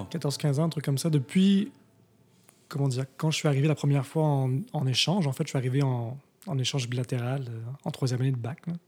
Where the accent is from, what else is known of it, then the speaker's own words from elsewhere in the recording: Montreal, Quebec, Canada; moved away as an adult; also born or lived in Tokyo, Japan / Switzerland; now in Montreal, Canada; je ne suis pas né à Montréal. Je suis né à Tokyo, mais. Euh, comment dire? J'ai grandi à Montréal jusqu'à l'âge